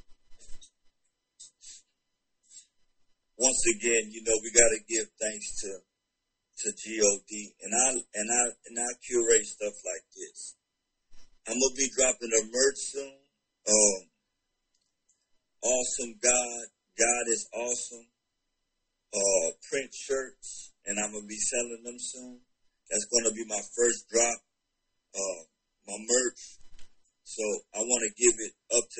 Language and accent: English; Carolina, United States; now in Atlanta, United States; since I'm based in Atlanta, Georgia, got the Atlanta, I'm from Carolina